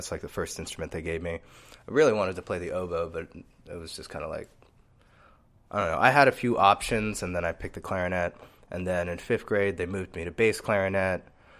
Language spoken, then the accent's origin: English; New York, United States; born there; My parents are both immigrants from the Dominican Republic. So I was born in New York.